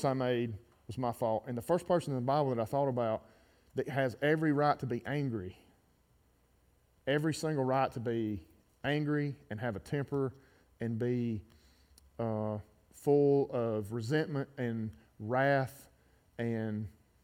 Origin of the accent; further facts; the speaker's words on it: Gardendale, Alabama, United States; My family's been in this town for 100 years. I grew up in Garnet